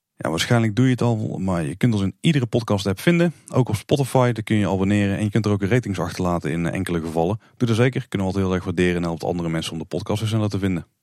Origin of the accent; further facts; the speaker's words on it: Netherlands; als Nederlander